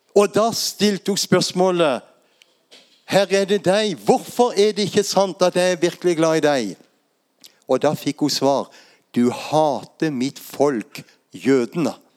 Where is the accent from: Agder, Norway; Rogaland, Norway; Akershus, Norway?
Agder, Norway; Lindesnes; Jeg vokste opp der på Lindesnes og er vant til å stå i blåsten